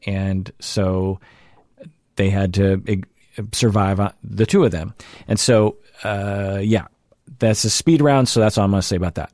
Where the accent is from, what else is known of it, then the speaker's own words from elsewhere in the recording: Seattle, Washington, United States; accent: mainstream Seattle; my general code that I operate from. which I would characterize as, like, mainstream Seattle